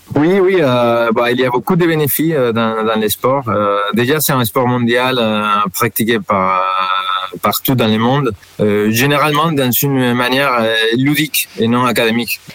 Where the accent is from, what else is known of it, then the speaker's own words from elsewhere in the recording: Spain; moved away as an adult; now in Lille, France; Je suis espagnol